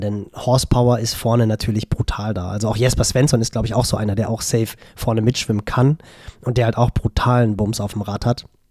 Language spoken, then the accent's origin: German; Northern Germany, Germany; bei uns im Norden